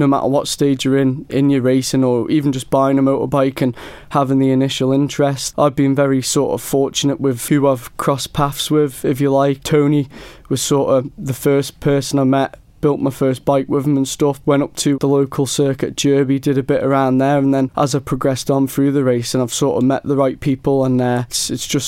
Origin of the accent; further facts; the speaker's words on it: Ramsey, Isle of Man; I'm from Ramsey on the Isle of Man